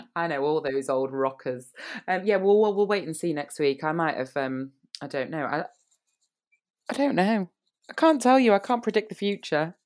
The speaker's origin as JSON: {"language": "English", "country": "United Kingdom", "said": "I'm British"}